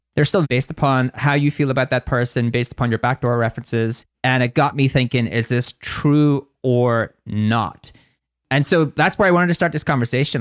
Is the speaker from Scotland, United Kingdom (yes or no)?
no; Northern Ireland, United Kingdom; accent: Northern Irish